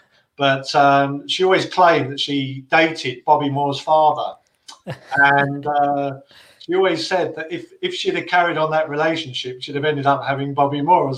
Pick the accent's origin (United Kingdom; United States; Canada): United Kingdom; Plumstead, London; born there; But, I mean, as it happens, I was born in Plumstead. So I was kind of the, I'm the sort of, I'll say first generation, a generation that's popped out of the East End.